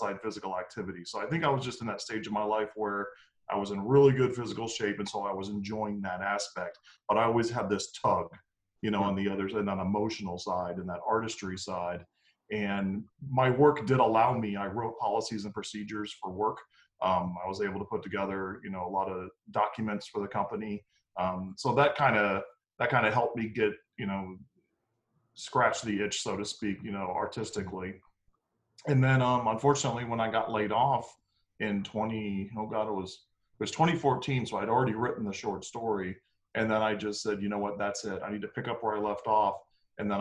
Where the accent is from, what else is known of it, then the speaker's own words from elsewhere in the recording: Tampa, Florida, United States; I'm actually born and raised here in Tampa, Florida